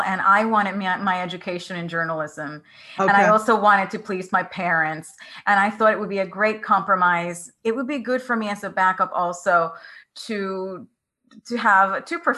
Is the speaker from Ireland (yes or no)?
no; Puerto Rico; I grew up in Puerto Rico, which is a pretty conservative culture